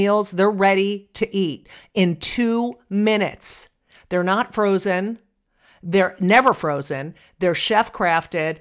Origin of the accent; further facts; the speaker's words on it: New Jersey, United States; I grew up in New Jersey